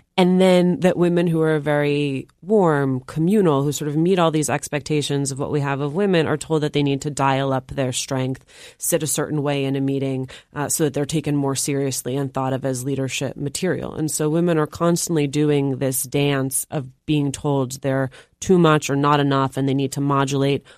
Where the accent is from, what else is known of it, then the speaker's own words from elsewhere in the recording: Union City, New Jersey, United States; I grew up in Union City, New Jersey